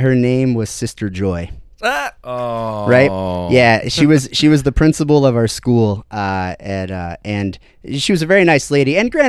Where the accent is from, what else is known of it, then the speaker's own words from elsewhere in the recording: Toledo, Ohio, United States; I have a, you know, Midwestern upbringing, was born and raised in Ohio. Over in the Toledo area, and I was raised in a very, I use the word staunch loosely, but a very serious Catholic upbringing.